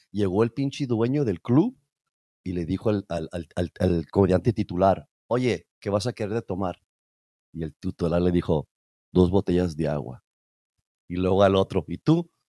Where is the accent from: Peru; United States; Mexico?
United States; Yo soy un orgulloso chicano hasta la madre, me voy a morir a ah, chicano.